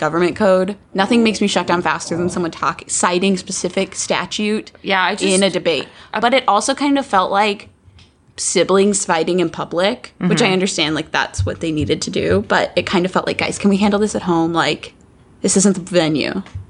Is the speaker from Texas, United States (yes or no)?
yes; San Antonio, Texas, United States; I'm from San Antonio.